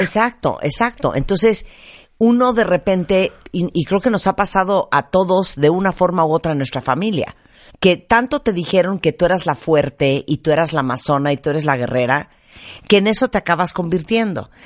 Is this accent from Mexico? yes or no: yes; Mexico